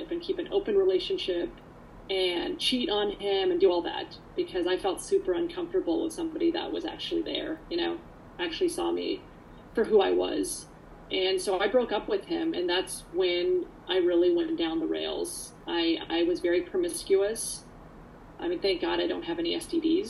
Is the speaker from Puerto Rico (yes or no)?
no; Canada; also born or lived in Poland; I came here to actually Canada when I was about 3.5, 4